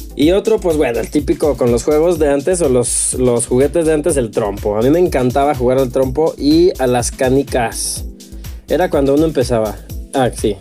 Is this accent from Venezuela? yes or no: no; San Luis Potosí, Mexico; aquí de San Luis